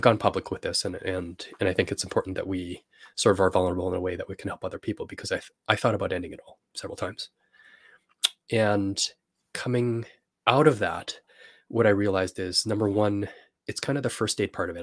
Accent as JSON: {"language": "English", "country": "Canada", "said": "I'm from Canada"}